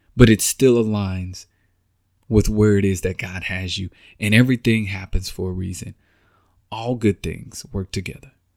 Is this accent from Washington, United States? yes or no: no; Texas, United States; moved away as an adult; now in Kansas City, United States; I'm from Texas, born and raised, been down, been there all my life